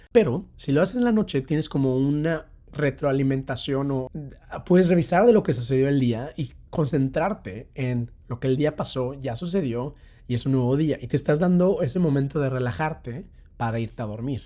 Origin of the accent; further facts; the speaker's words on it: Mexico; now in London, United Kingdom; soy un mexicano que está viviendo aquí en Londres